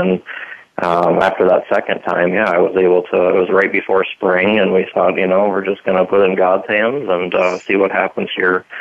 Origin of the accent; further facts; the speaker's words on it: Sioux Falls, South Dakota, United States; I was born and raised in Sioux Falls here